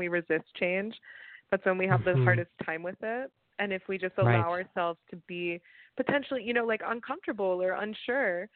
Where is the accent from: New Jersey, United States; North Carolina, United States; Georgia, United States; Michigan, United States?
Georgia, United States; Atlanta; moved away as an adult; now in Los Angeles, United States; I came from Atlanta, born and raised, and moved out here in 2017 after finishing my master's degree